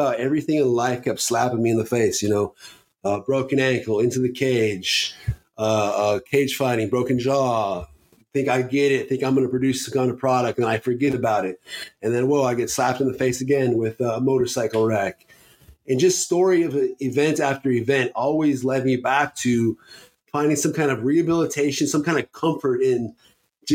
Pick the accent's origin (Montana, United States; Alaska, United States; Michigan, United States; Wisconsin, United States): Alaska, United States; Fairbanks; I was born and raised in Fairbanks, Alaska.